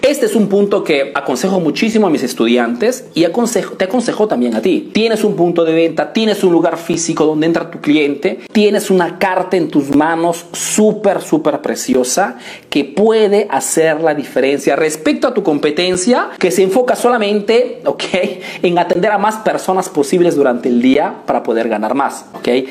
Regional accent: Italy; born or raised there; Spanish is a second language

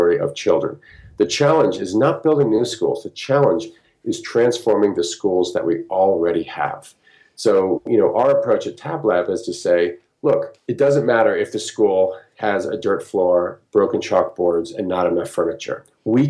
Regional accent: United States; also born or lived in Peru; people from where I came from the United States

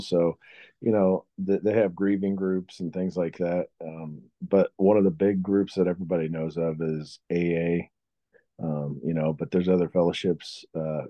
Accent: Springfield, Missouri, United States; I was born here in Springfield, Missouri

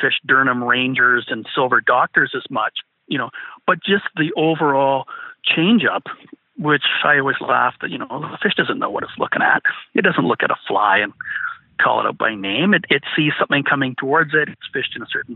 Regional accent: British Columbia, Canada; we're from British Columbia.

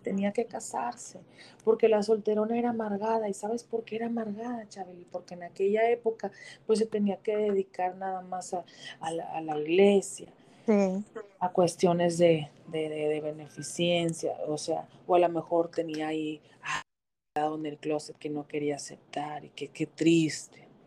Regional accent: Mexico; yo como mamá mexicana

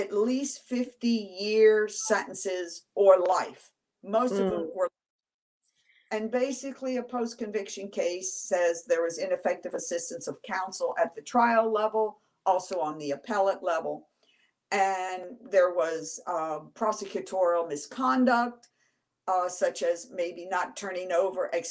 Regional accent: Washington, District of Columbia, United States; I was born and raised in Washington, D.C., did all my schooling there

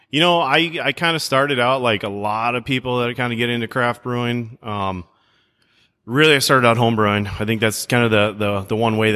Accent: Minnesota, United States; Uh, down the Twin Cities.

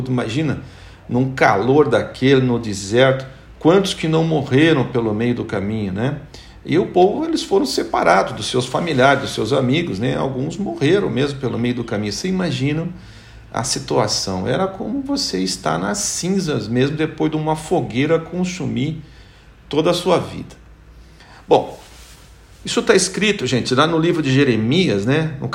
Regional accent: São Paulo, Brazil; born there; Lá no, no grito do Ipiranga, lá em São Paulo, onde eu nasci.

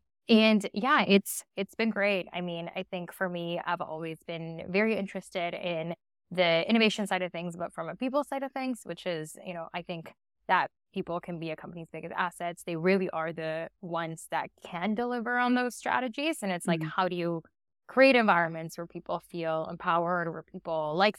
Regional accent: Winnipeg, Manitoba, Canada; also born or lived in Argentina / Toronto; I was born in Argentina, went to Canada when I was 9, and was actually in Winnipeg, Manitoba, kind of in the center of Canada.

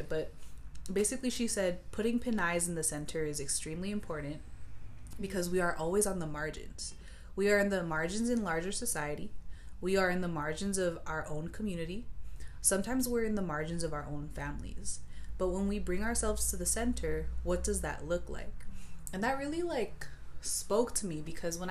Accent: Bay Area, California, United States; from the Bay Area.

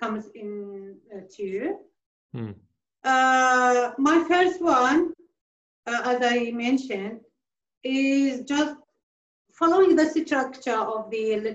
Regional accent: a village near Mosul, Nineveh, Iraq; now in Australia; it was my village also, but now it belongs to Mosul as well

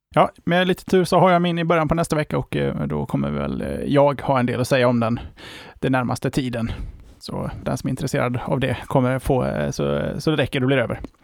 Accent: Sweden; för oss som svenskar

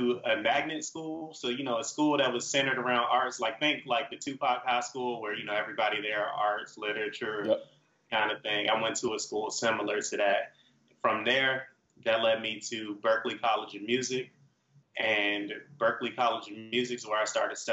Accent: Richmond, Virginia, United States; I'm from Richmond, Virginia. That's down south

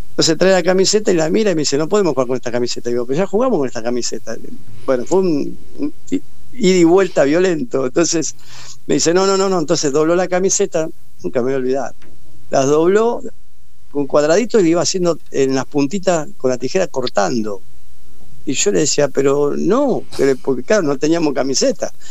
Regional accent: Argentina; Dime, yo soy de Argentina, del Mundial.

